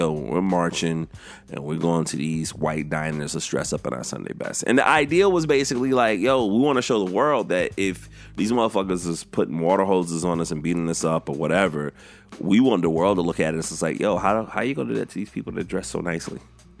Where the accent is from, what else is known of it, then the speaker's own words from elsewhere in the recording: the South, United States; It's the 60s and I grew up in the South.